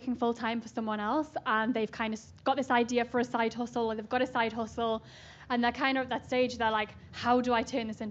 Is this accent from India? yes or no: no; Newcastle upon Tyne, North East England, United Kingdom; moved away; I'm from Newcastle, right near Scotland in the UK